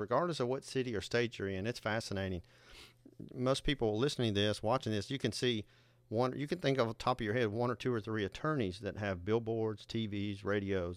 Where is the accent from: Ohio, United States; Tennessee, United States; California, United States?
Tennessee, United States; Nashville; Nashville, Tennessee, my hometown